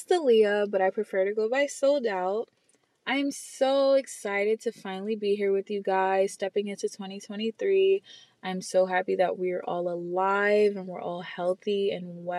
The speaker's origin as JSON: {"language": "English", "town": "New York City", "region": "New York", "country": "United States", "said": "I'm from the Bronx, New York"}